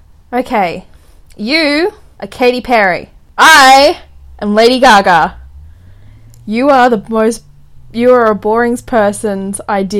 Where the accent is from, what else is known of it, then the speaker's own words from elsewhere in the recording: Australia; We're Australian!